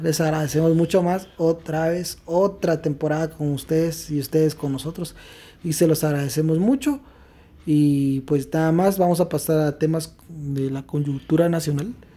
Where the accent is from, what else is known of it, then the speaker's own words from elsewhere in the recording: Quetzaltenango, Guatemala; nos indigna como guatemaltecos, como quetzaltecos